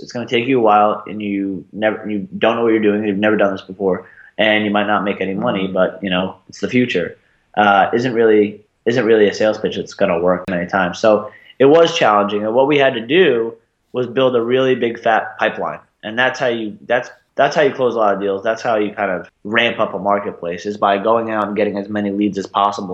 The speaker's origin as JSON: {"language": "English", "area": "Long Island", "region": "New York", "country": "United States", "tie": "born or raised there", "also_born_or_lived": "Arizona", "moved": "as an adult", "said": "I'm from Sasa, Long Island, uh, about 40 minutes outside of Manhattan on Long Island, uh, a little bit outside of Queens. Was there until I was 18"}